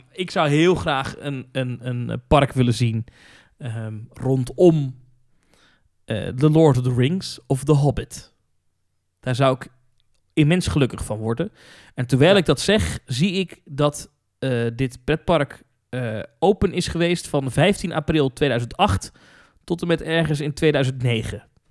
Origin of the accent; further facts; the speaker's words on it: Netherlands; Als ik daar kom als Nederlander